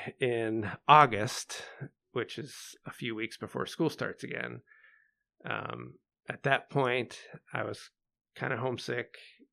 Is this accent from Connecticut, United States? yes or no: no; Pennsylvania, United States; moved away as an adult; also born or lived in Ocean City, New Jersey / Des Moines, Iowa; now in Chicago, United States; I was born in 74 and lived in New Jersey for 6 years, then moved to Pennsylvania, grew up there, graduated high school.